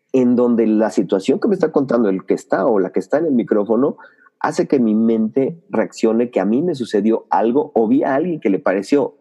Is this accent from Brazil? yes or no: no; Mexico City, Mexico; nací en Ciudad de México, eh, soy chilango, como les dicen por allá